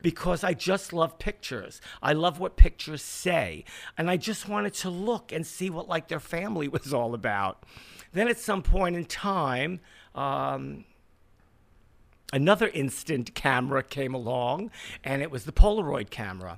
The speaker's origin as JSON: {"language": "English", "town": "New York City", "region": "New York", "country": "United States", "tie": "born or raised there", "said": "I grew up in Borough Park."}